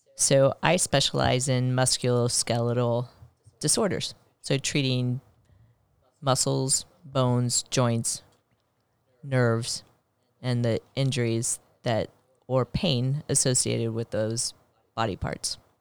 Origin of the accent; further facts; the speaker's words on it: Blue Springs, Missouri, United States; I grew up in a rural area outside of Kansas City. in Blue Springs, Missouri